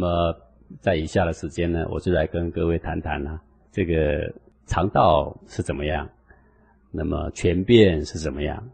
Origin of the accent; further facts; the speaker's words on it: Taiwan; 我们台湾人穿着西装，我们打了领带